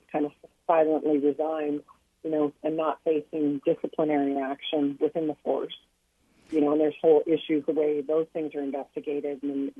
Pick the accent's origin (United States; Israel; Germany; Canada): Canada; as a Canadian taxpayer